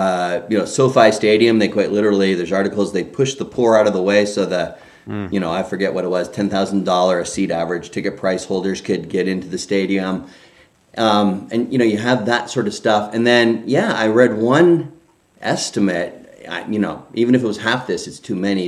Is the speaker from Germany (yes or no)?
no; Canada; now in United States; I grew up in Canada